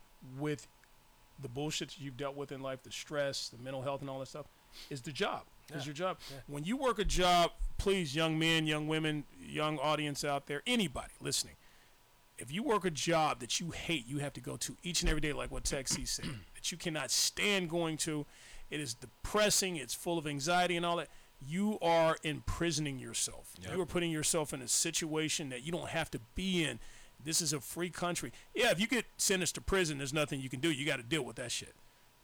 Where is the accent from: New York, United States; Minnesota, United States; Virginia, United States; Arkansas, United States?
Arkansas, United States; now in California, United States; because I've been in situations like I moved here from Arkansas.